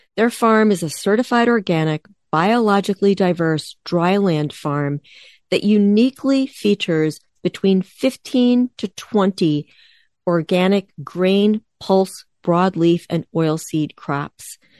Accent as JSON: {"language": "English", "region": "East Coast", "country": "United States", "tie": "born or raised there", "moved": "yes", "lives_now": "Midwest, United States", "said": "I grew up on the East Coast, I live in the Midwest"}